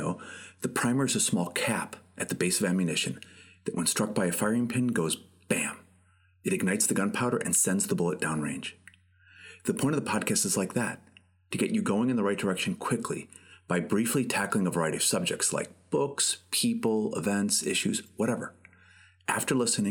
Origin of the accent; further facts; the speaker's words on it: Chicago, Illinois, United States; I grew up in the southwest side of Chicago.